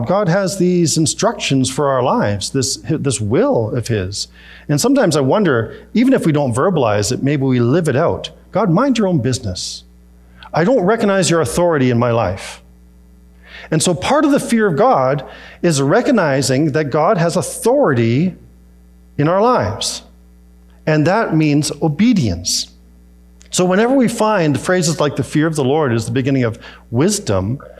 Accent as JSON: {"language": "English", "town": "Peachland", "region": "British Columbia", "country": "Canada", "tie": "born or raised there", "moved": "yes", "said": "We were in Peachland, where I grew up in the Okanagan"}